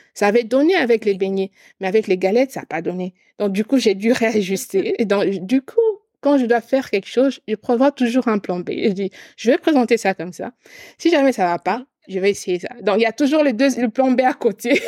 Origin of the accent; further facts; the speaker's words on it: eastern Congo, DR Congo; je suis originaire de l'Est du Congo